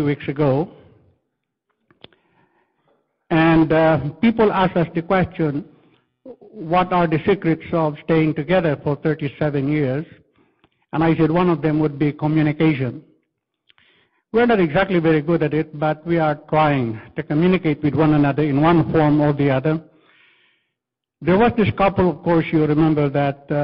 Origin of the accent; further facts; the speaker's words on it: Philippines; accent: Filipino English; I'm using Filipino English